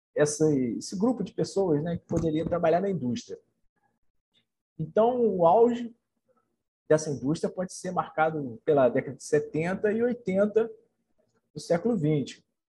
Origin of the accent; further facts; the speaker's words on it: Nova Friburgo, Rio de Janeiro, Brazil; moved away as an adult; also born or lived in Niterói; nascido e criado em Nova Friburgo